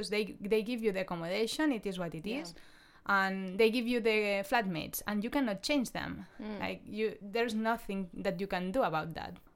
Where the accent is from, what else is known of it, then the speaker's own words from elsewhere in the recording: Spain; English is a second language; in the villa, five people uh, one from Sweden, one from Germany, one from Austria, one from uh, France, and I'm from Spain.